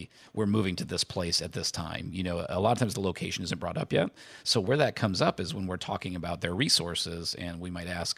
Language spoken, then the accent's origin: English; Indiana, United States; I grew up in Indiana